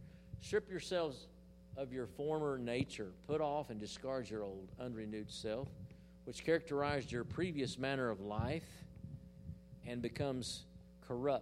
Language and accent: English; Hollis, Oklahoma, United States; In the little church I was raised in Hollis, Oklahoma, we had the booster band